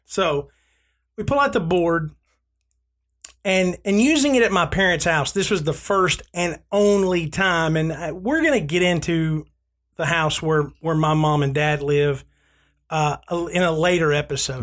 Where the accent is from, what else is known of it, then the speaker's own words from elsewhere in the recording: Southern United States, United States; I grew up in the Church of Christ because I'm Southern.